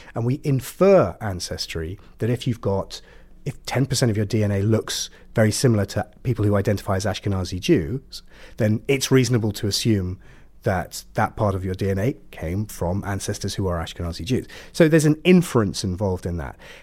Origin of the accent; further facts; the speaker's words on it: Ipswich, East of England, United Kingdom; moved away; I'm from Suffolk